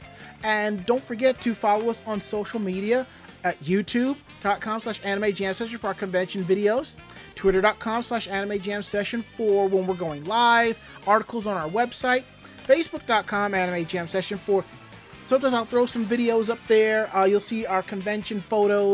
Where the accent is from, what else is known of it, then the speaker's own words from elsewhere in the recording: New York City, New York, United States; I'm a New Yorker